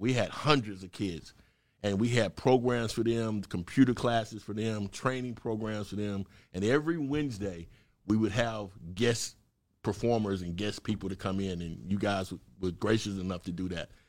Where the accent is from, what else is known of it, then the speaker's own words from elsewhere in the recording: Mississippi, United States; moved away as an adult; also born or lived in Chicago / Oregon / California; now in Atlanta, United States; I'm originally from Mississippi, little small country town, cornbread fed boy from Mississippi